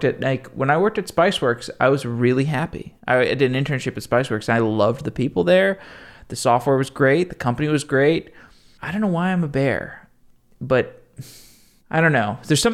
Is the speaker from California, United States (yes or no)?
no; Austin, Texas, United States; moved away; I grew up there.